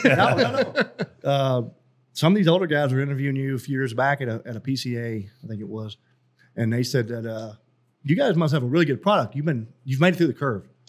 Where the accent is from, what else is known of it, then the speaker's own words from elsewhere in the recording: Carthage, Texas, United States; moved away as an adult; also born or lived in Korea; I was born in Carthage, Texas, which is small East Texas town